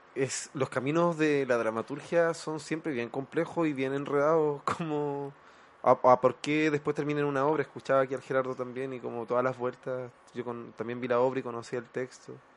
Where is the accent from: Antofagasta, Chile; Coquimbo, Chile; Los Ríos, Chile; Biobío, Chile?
Coquimbo, Chile; La Serena; yo soy, no soy de Santiago, soy de región, siempre lo digo, soy del norte de, La Serena.